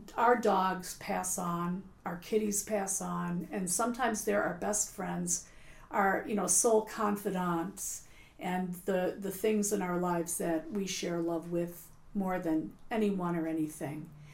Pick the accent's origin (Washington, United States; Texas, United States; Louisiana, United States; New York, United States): New York, United States; Buffalo; now in Cape Cod, United States; I'm from Buffalo